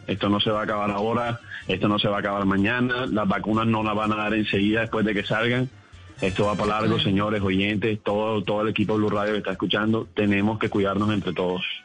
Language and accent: Spanish; Barranquilla, Atlántico, Colombia; accent: barranquillero; soy barranquillero, pero, pero mi familia es paisa. Simplemente nací acá y me crié acá